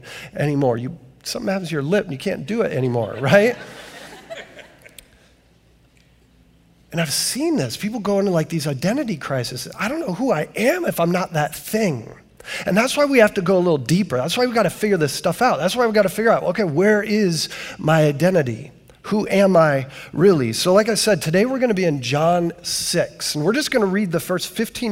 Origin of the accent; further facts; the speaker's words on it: Canton, Ohio, United States; I come from Canton, Ohio, the 9th most miserable city